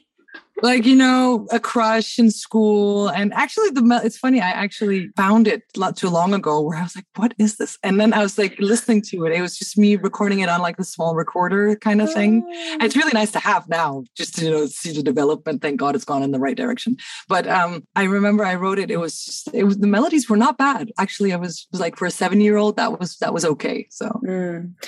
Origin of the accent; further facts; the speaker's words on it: Cairo, Cairo Governorate, Egypt; moved away as an adult; now in Denmark; I grew up in Cairo, but I moved here